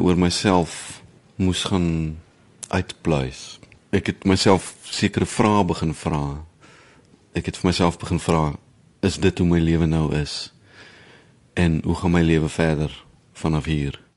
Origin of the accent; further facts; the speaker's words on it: Villiersdorp, Western Cape, South Africa; moved away as an adult; also born or lived in Bloemfontein / Netherlands; Ek is in die Oos-Kaap gebore het op Villiersdorp groot geword